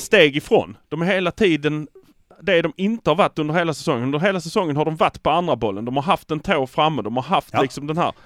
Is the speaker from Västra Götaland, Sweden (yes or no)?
no; Malmö, Skåne, Sweden; vi är från Malmö.